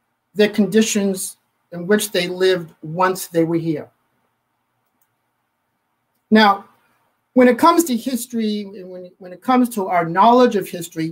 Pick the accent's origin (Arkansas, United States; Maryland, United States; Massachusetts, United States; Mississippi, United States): Massachusetts, United States; moved away; if you can't tell from my accent, I'm from Massachusetts